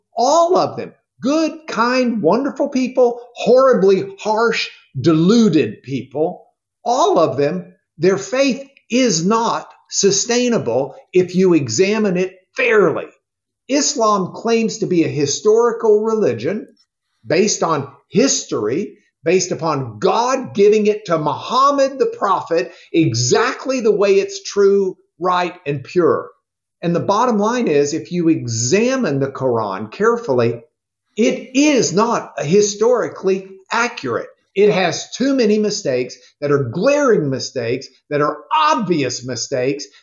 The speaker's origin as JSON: {"language": "English", "town": "Rochester", "region": "New York", "country": "United States", "tie": "born or raised there", "said": "I grew up in Rochester, New York"}